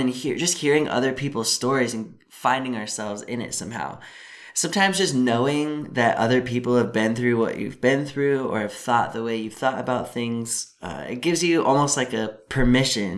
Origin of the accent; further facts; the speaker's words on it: a suburb of Seattle, Washington, United States; moved away; also born or lived in Midwest; We're from Washington State. I grew up in a suburb about a half hour out of Seattle